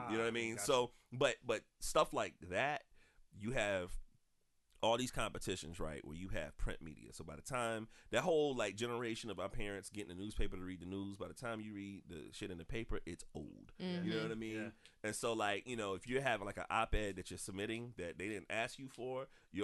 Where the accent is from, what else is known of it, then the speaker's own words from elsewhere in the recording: South Carolina, United States; I'm from South Carolina. I'm a columnist here